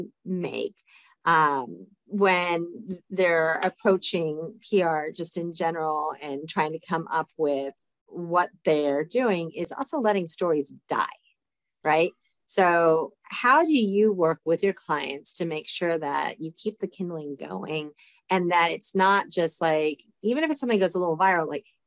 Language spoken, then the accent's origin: English; Dallas, Texas, United States; I'm from Dallas, Texas.